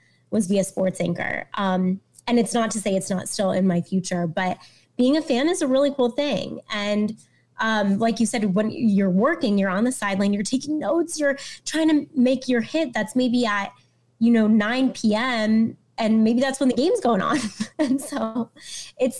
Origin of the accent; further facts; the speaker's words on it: Miami, Florida, United States; moved away as an adult; also born or lived in Fort Lauderdale / North Carolina / Greenville, Mississippi / Fayetteville, Arkansas; now in Chicago, United States; I'm from Miami